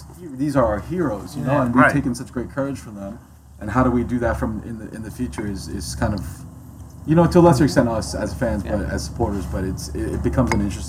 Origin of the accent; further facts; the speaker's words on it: United States; also born or lived in Queens, New York / New Jersey; now in Los Angeles, United States; growing up in Queens and Jersey